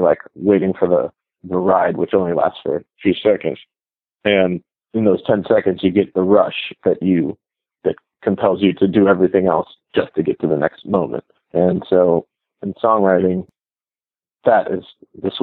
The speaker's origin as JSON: {"language": "English", "country": "United States", "tie": "born or raised there", "said": "I was born here in America"}